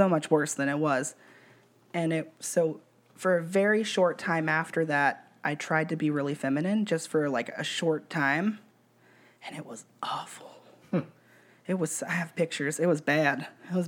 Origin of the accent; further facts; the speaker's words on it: Kern County, California, United States; also born or lived in Sonoma County, California; my mom got really religious when we moved back to Kern County from Sonoma County